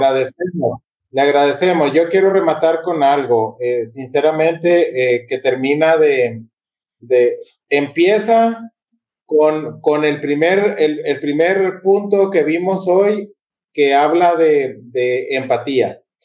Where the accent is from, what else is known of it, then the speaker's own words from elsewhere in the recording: Mexico; now in Honduras; Yo soy mexicano